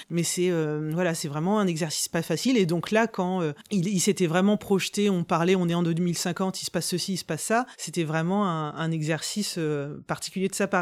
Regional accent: Rouen, Normandy, France; je suis de Rouen

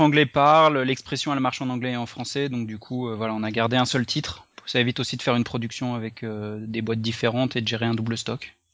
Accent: Lyon, Auvergne-Rhône-Alpes, France; moved away as an adult; also born or lived in Paris; je suis originaire de Lyon

